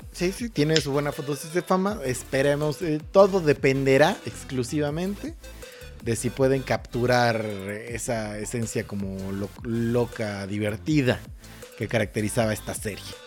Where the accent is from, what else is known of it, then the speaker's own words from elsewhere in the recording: Mexico; aquí en México somos